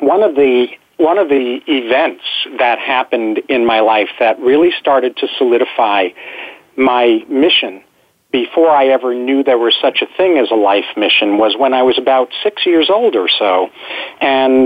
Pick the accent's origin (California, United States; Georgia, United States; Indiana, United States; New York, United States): New York, United States; moved away as an adult; now in San Diego, United States; I was born and raised in New York, although I've lived in San Diego since 1975